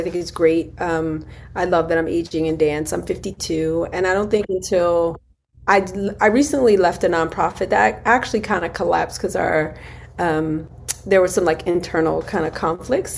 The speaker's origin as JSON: {"language": "English", "town": "Philadelphia", "region": "Pennsylvania", "country": "United States", "said": "we're originally from Philly"}